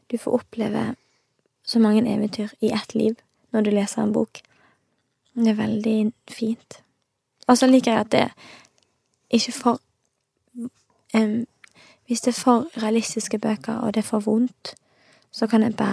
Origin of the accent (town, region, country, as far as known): Os, Vestland, Norway; born or raised there; also born or lived in Stavanger